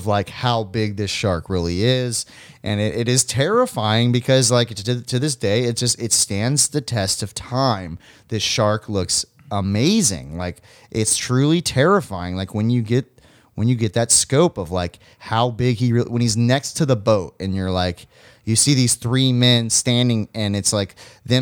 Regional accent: Florida, United States; growing up in Florida

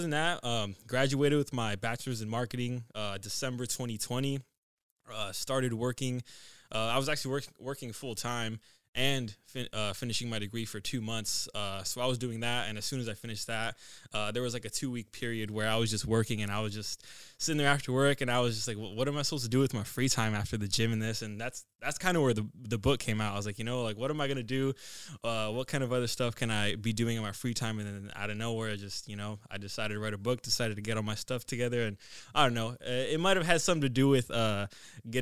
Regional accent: Brewster, Washington, United States; also born or lived in Bridgeport, Washington / Omak, Washington; typical small town kid story. So I was born in Brewster, Washington, lived in Bridgeport, Brewster, Omak, Washington, moved around a lot for high school

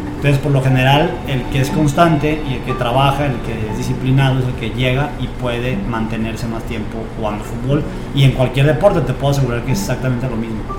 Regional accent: Zamora, Michoacán, Mexico; now in Tijuana, Mexico; Nací en Zamora, Michoacán y soy futbolista profesional

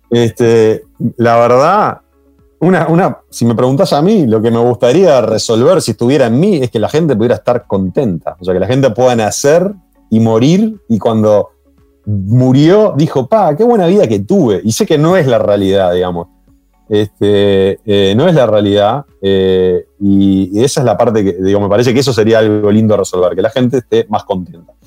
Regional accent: Uruguay; los uruguayos lo asociamos

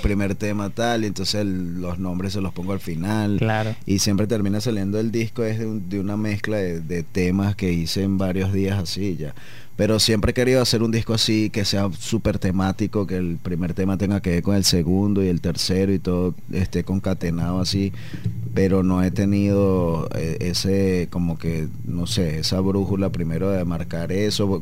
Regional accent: Caracas, Capital District, Venezuela; moved away as an adult; now in Medellín, Colombia; Nosotros en Caracas que tenemos a La Guaira ahí como a 30 minutos

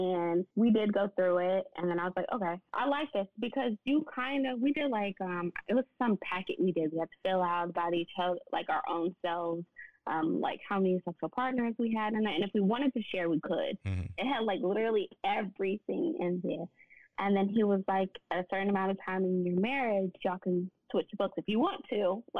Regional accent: Nashville, Tennessee, United States; moved away as an adult; now in Dallas, United States; I'm from Nashville, so I moved to Dallas

